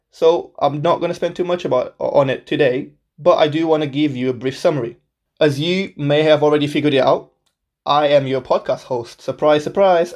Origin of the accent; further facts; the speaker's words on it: Portugal; moved away as an adult; also born or lived in Birmingham, England; now in England; I was born and raised in Portugal my whole life.